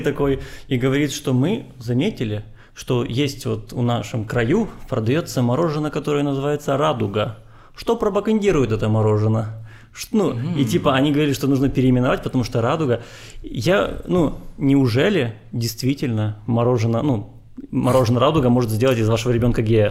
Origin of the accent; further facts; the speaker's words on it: Transnistria, Moldova; moved away; мне детство прошло в Приднестровье